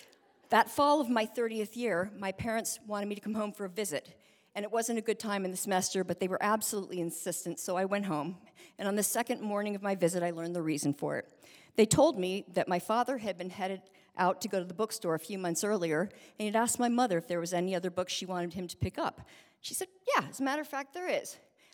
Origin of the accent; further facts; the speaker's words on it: Berkeley, California, United States; born there; I was born in 1959 in Berkeley, California, and I was adopted through a state agency